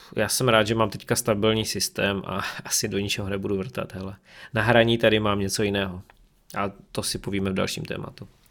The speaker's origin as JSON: {"language": "Czech", "country": "Czechia", "also_born_or_lived": "Ostrava", "said": "U nás v Čechách to je úplné minimum"}